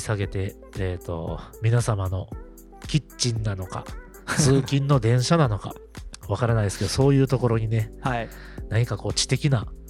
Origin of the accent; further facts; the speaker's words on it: Osaka, Japan; 地元大阪、うん、もしくは関西